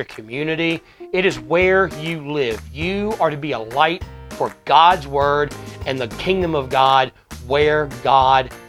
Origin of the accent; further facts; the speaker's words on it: United States; we as American believers who aren't called to missions, we just get to stay in America